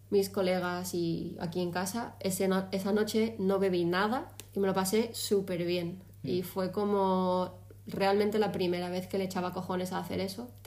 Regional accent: Spain; now in Málaga, Spain; antes de eso lo único que había hecho era en la feria de mi pueblo, en el último verano antes de venirme a Málaga, salir en la feria y al chiringuito que hay en la playa con mis colegas.

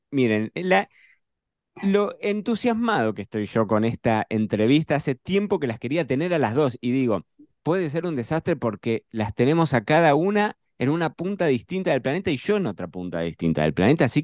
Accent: Argentina; para los que somos de Argentina y tenemos nuestro corazoncito en Argentina, pensar en Lagarde es pensar en una de las marcas que, bueno, que, ha estado históricamente en la mesa argentina

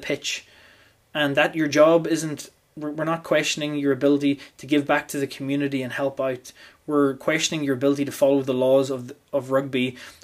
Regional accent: Ireland; being Irish

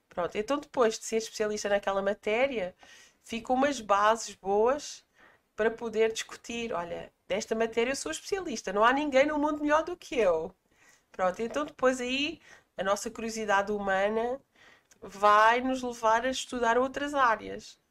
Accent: Palmela, Setúbal, Portugal; also born or lived in Greater Lisbon; eu sou natural de uma freguesia do Conceito de Palmela, portanto sou portuguesa

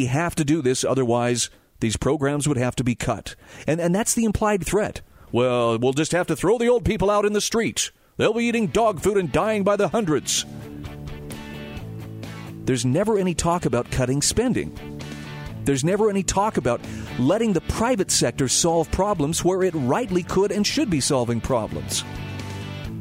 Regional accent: Utah, United States; my home state of Utah

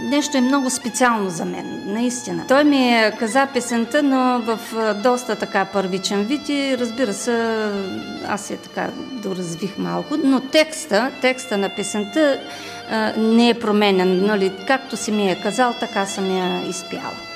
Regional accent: Rhodopes, Bulgaria; moved away as an adult; also born or lived in Sliven / Karlovo / Sopot / Thrace; now in United States; съм родена в Родопите. Така да се каже, 50% родопчанка, 50% тракийка.

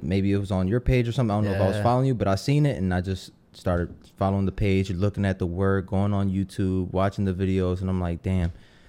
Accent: Philadelphia, Pennsylvania, United States; moved away as an adult; Yeah, I grew up in Philly my whole life until I was 25, and then I kind of moved.

